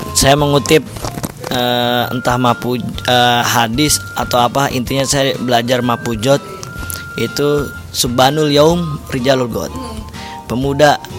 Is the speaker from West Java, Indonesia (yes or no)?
yes; Bekasi, West Java, Indonesia; bahasa saya, orang Bekasi